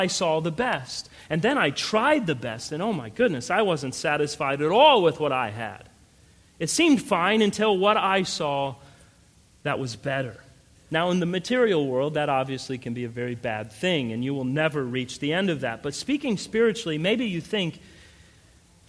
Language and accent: English; Colorado, United States; I grew up in Colorado